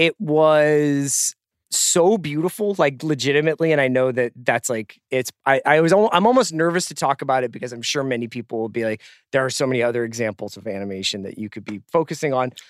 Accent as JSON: {"language": "English", "town": "Philadelphia", "region": "Pennsylvania", "country": "United States", "said": "as a Philadelphian"}